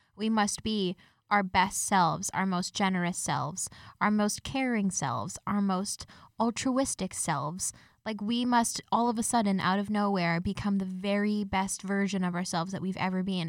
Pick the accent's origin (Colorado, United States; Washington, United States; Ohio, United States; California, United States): Colorado, United States; Denver; now in Canada; I'm originally from Denver, Colorado